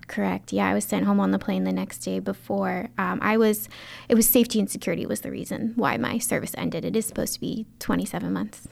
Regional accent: Baldwin, Maryland, United States; I grew up in the county, um, in a beautiful town called Baldwin

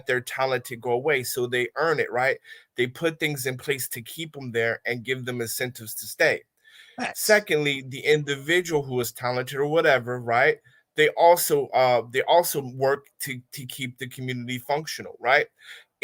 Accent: Philadelphia, Pennsylvania, United States; moved away as an adult; I'm from North Philadelphia, right? I've been out of the country for 16 years

